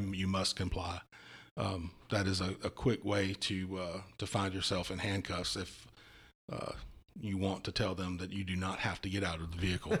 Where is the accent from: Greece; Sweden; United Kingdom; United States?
United States; Walterboro, South Carolina; I grew up in Walterboro, um, you know, in a double wide trailer on a farm